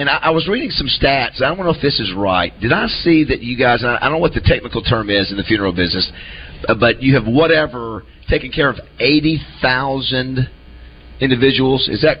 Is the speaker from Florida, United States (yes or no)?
yes; Panama City, Florida, United States; moved away; when I grew up in Panama City